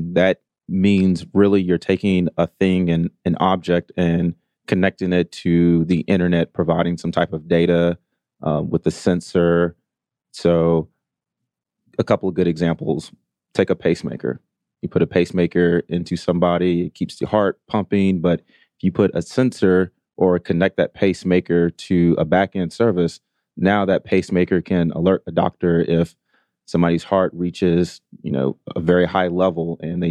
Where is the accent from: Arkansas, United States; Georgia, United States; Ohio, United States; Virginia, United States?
Georgia, United States; Augusta; also born or lived in Atlanta, Georgia; Native Georgian, grew up, I'm originally from Augusta, Georgia, went to Morehouse College here in Atlanta